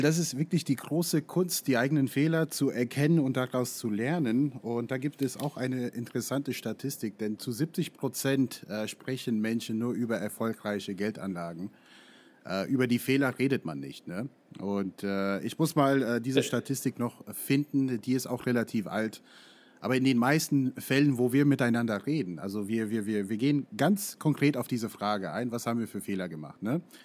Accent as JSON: {"language": "German", "country": "United States", "tie": "born or raised there", "second_language": "German", "moved": "yes", "lives_now": "Frankfurt, Germany", "said": "Ich bin in den USA aufgewachsen"}